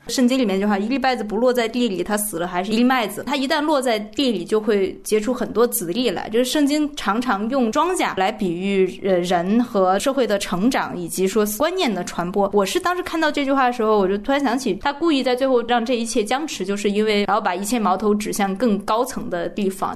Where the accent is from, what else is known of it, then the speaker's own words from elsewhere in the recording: China; 我们作为中国人